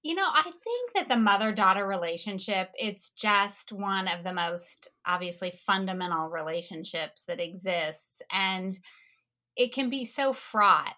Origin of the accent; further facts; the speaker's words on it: Kansas, United States; since I was from Kansas